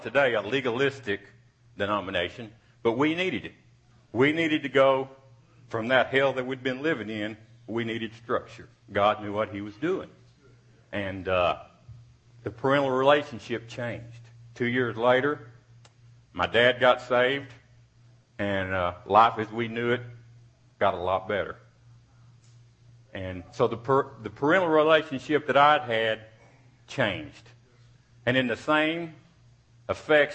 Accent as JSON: {"language": "English", "town": "Odessa", "region": "Texas", "country": "United States", "tie": "born or raised there", "said": "I was born in Odessa, Texas in 1957, May 23rd"}